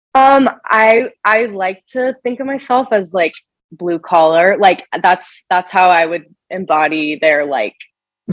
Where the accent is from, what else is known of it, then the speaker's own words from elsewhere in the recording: Kansas City, United States; moved away as an adult; also born or lived in Nebraska; I am from Kansas City originally